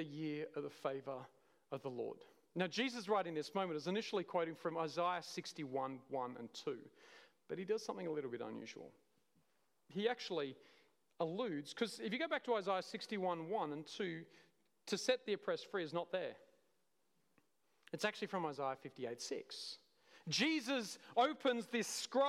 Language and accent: English; Cooma, New South Wales, Australia; I'm from Coomer